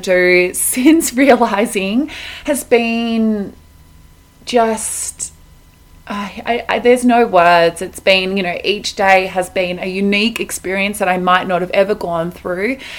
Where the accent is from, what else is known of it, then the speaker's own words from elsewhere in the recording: Melbourne, Victoria, Australia; moved away as an adult; now in Colorado, United States; I'm Australian, I'm from Melbourne, but I am currently living in Colorado, America.